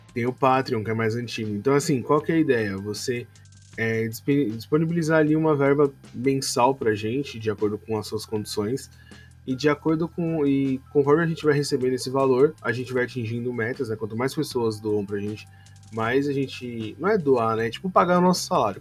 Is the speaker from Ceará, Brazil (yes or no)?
no; São Paulo, Brazil; a gente é de São Paulo, capital